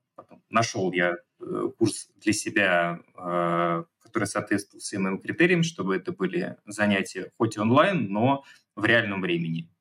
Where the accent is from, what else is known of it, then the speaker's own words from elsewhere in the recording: Moscow, Russia; moved away as an adult; also born or lived in Kazakhstan; now in Larnaca, Cyprus; Всю жизнь я жил и прожил в Москве